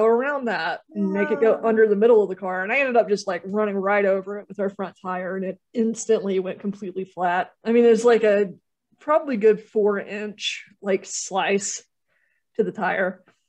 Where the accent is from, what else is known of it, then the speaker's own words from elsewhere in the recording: North Carolina, United States; We're from North Carolina too.